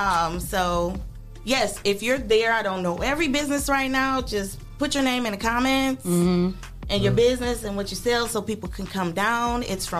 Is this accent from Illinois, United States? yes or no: no; Toledo, Ohio, United States; I'm from here. I'm from Toledo. I went to Libby High School.